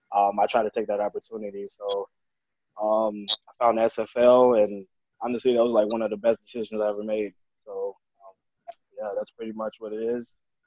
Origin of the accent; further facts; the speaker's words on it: Chicago, Illinois, United States; born and raised in Chicago. Been there all my life.